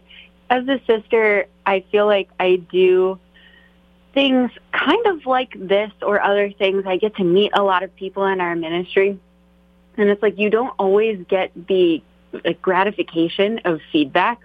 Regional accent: Maryland, United States; now in Alexandria, United States; I grew up in Maryland, in kind of the central rural part of Maryland

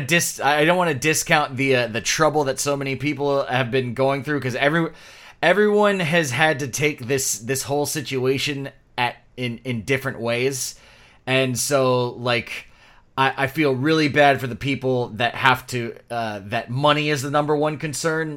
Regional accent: Florida, United States; we're from Florida

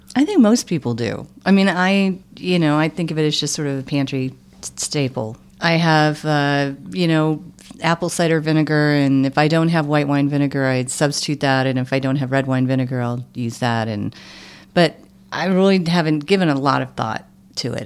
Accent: Michigan, United States; I grew up in Michigan

